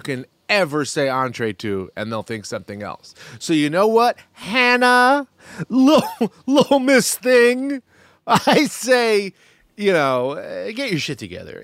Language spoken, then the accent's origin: English; United States; As an American